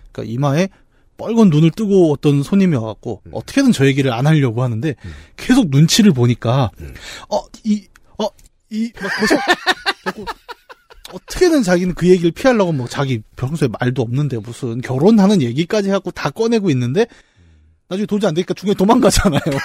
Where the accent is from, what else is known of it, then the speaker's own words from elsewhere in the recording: Bucheon, Gyeonggi Province, South Korea; 부천 사람으로서